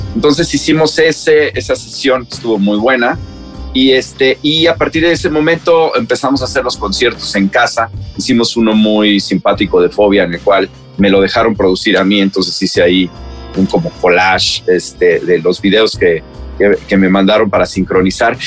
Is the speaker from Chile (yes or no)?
no; Mexico; somos mexicanos